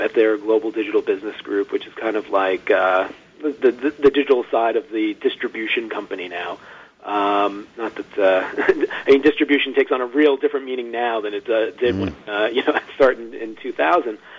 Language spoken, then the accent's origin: English; Long Island, New York, United States; I grew up out, uh, out in Long Island